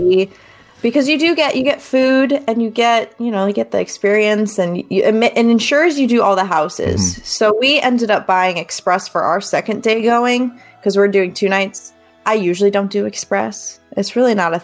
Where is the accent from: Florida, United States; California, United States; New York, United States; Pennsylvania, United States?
Florida, United States; Fort Myers; moved away; I'm from Florida originally, if you didn't know that about me. I have friends from, you know, my old stomping grounds in Fort Myers